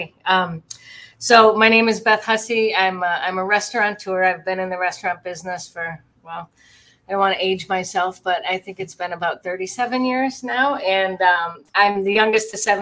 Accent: Michigan, United States; moved away as an adult; I'm back to where I grew up in Michigan

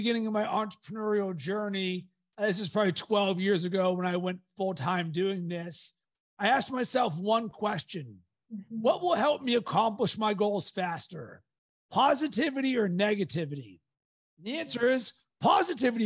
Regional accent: Pittsburgh, Pennsylvania, United States; growing up in Pittsburgh

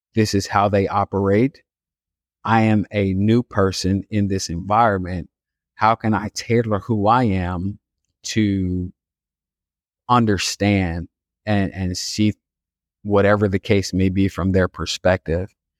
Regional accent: Chicago, Illinois, United States; I grew up on the south side of Chicago in a neighborhood called Inglewood

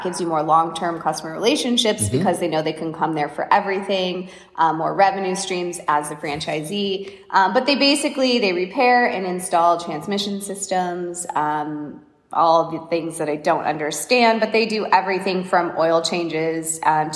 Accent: Seattle, Washington, United States; moved away; I grew up in Seattle

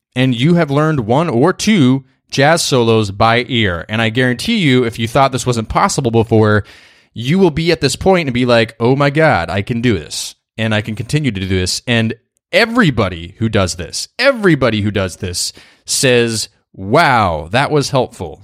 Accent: New York, United States; I'm a New Yorker

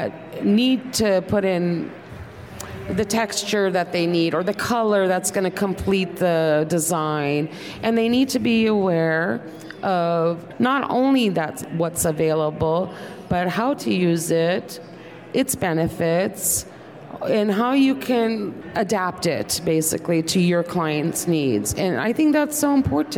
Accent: Turkey; moved away; I was born in Turkey

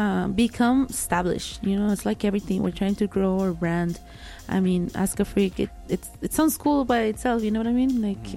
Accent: Guadalajara, Jalisco, Mexico; now in El Paso, United States; I came from Guadalajara, Jalisco, okay, from a town, a little town closer to Guadalajara.

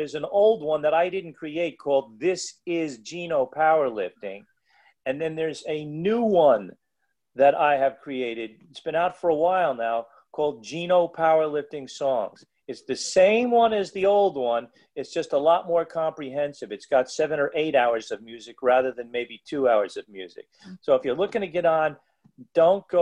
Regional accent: New Jersey, United States; also born or lived in New York; I was born in New York, but I grew up in New Jersey

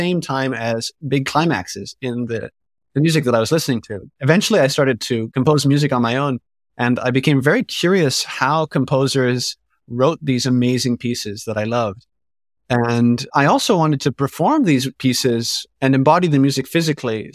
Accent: Ottawa, Ontario, Canada; I grew up in Ottawa, Ontario

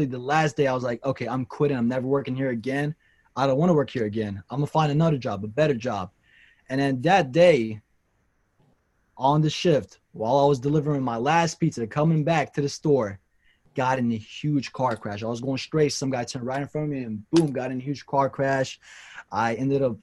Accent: Nashville, Tennessee, United States; also born or lived in Kurdistan; I was born in Kurdistan, and I came here when I was 2 years old. So I grew up in Nashville, Tennessee.

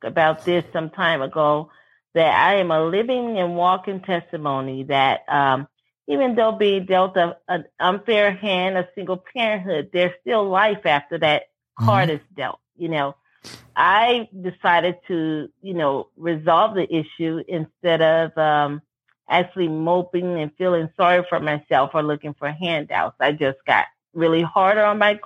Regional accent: New Orleans, Louisiana, United States; moved away as an adult; now in California, United States; we grew up in New Orleans

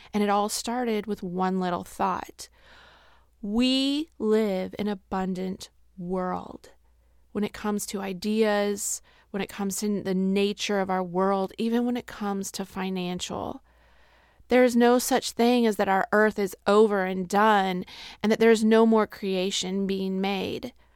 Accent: Midwest, United States; we are from the Midwest

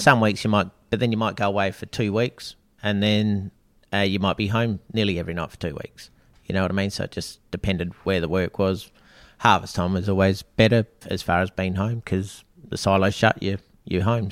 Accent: Australia; originally Snowdown Boy, uh, born and bred in Snowdown and, yeah, did all my schooling there

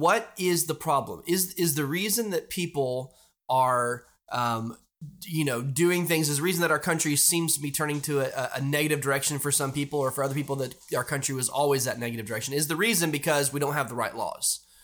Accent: United States; I love being American, I love being in this country

